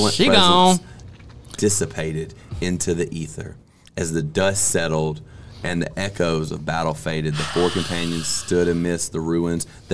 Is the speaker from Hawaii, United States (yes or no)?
no; Mississippi, United States; I'm from Mississippi. I went to school in Mississippi